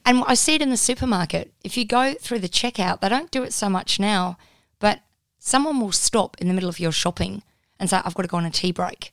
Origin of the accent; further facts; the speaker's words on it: Perth, Western Australia, Australia; moved away as an adult; also born or lived in Wollongong, New South Wales / Melbourne; I wasn't from Melbourne. I was from Perth.